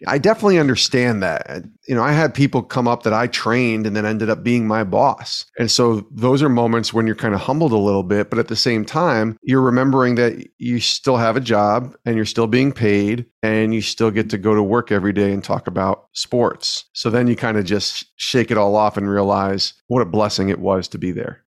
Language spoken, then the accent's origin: English; Albany, New York, United States; moved away as an adult; now in Connecticut, United States; I got a job in local radio in my hometown of Albany, New York